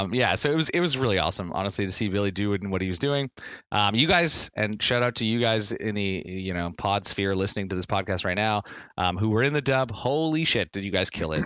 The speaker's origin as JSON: {"language": "English", "region": "Nova Scotia", "country": "Canada", "tie": "born or raised there", "moved": "yes", "lives_now": "Ontario, Canada", "said": "I grew up in Nova Scotia"}